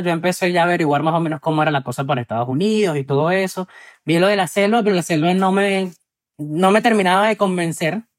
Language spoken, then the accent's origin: Spanish; Venezuela; moved away as an adult; soy de Venezuela y tengo 29 años